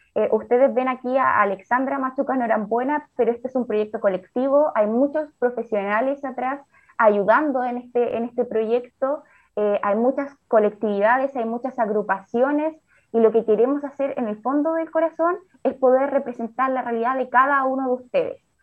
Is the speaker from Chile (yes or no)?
yes; Chile; como sociedad chilena